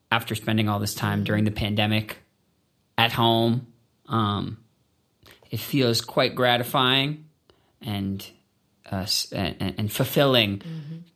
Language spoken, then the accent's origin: English; Canada; And so being Canadian uh, taught me how to feel a part of something bigger.